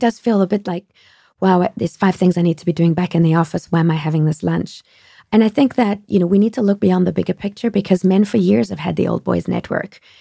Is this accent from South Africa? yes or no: yes; South Africa; moved away as an adult; also born or lived in France; now in United States; I grew up in South Africa